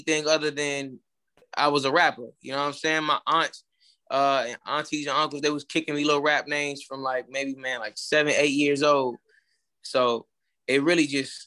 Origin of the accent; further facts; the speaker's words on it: Atlanta, Georgia, United States; moved away as an adult; now in Houston, United States; I'm in Texas. I'm located in Texas. I'm from Atlanta originally